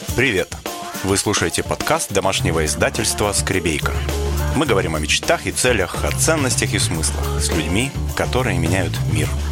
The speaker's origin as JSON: {"language": "Russian", "region": "Kamchatka Krai", "country": "Russia", "moved": "as an adult", "lives_now": "Moscow, Russia", "said": "И я обычная камчатская девчонка из простой такой интеллигентной семьи."}